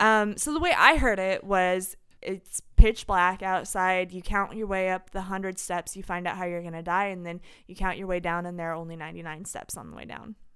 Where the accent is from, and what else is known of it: Terre Haute, Indiana, United States; born or raised there